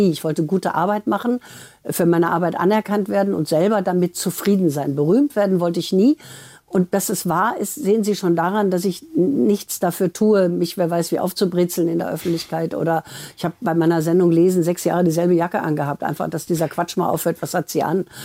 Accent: Essen, North Rhine-Westphalia, Germany; Und ich komme ja aus Essen, also ich kann den auch.

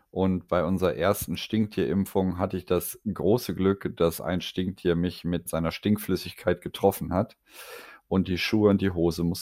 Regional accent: Hamburg, Germany; Ich komme aus Hamburg

